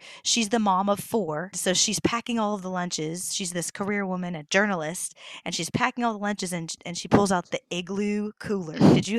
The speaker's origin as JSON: {"language": "English", "region": "Oklahoma", "country": "United States", "also_born_or_lived": "Tulsa", "said": "And I'm from Oklahoma."}